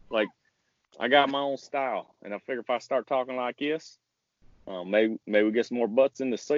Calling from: Beach, North Dakota, United States; Uh, I made it to the first exit in North Dakota. Fancy little town called Beach.

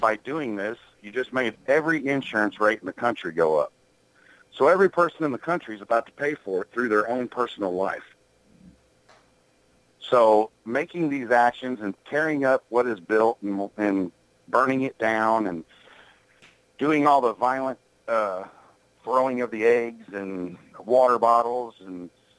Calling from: Illinois, United States; And I'm calling from Illinois.

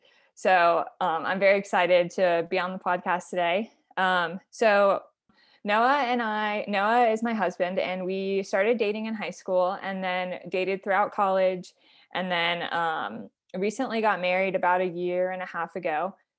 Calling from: Fort Collins, Colorado, United States; So I am calling from Fort Collins, Colorado.

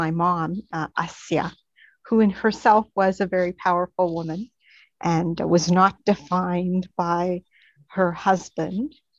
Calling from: Ottawa, Ontario, Canada; And I'm joining you from Ottawa, Canada.

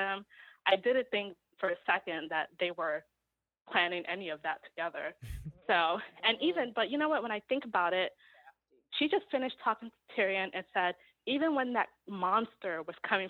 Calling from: New York, United States; calling from New York

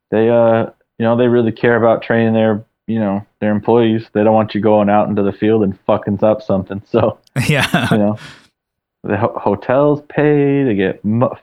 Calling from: St. Paul, Minnesota, United States; I'm calling from St. Paul, Minnesota. Oh shit, Jesus. So, so I'm uh, training at uh, a facility out here at our headquarters.

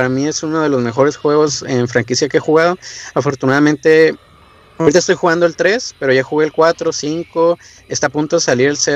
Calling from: Tijuana, Baja California, Mexico; estoy aquí en Tijuana, Baja California.

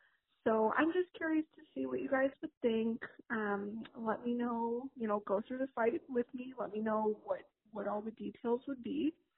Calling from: Evergreen Park, Illinois, United States; This is your sister / cousin … I'm calling from Evergreen Park, Illinois.

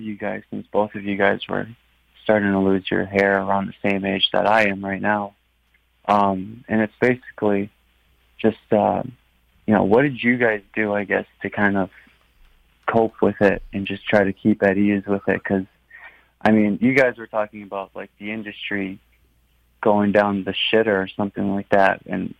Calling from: Wisconsin, United States; from Wisconsin.

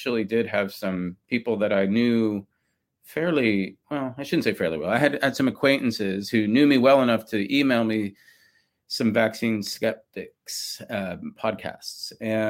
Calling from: Austin, Texas, United States; Yeah, I'm calling in from Austin, Texas, and the pandemic situation in Austin is, you know, people are pretty relaxed these days.

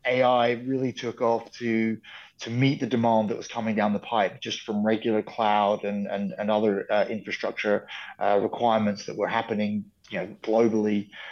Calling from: Menorca, Balearic Islands, Spain; I'm joining you from Menorca in Spain, in the Iberian Peninsula, in the Balearic Islands.

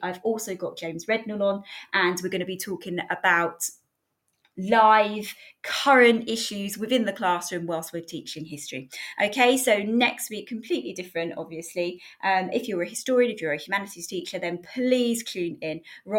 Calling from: South Africa; I'm listening from South Africa.

